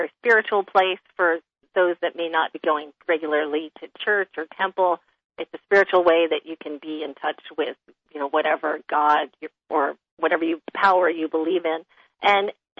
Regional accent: New York City, New York, United States; moved away as an adult; now in California, United States; Growing up in Manhattan, you know, all pavement, apartment buildings all my life

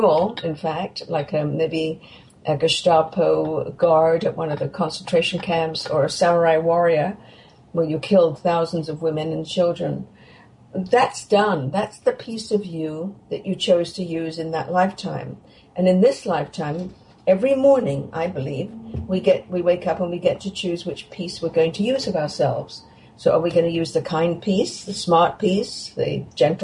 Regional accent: England, United Kingdom; now in Canada; I grew up in England

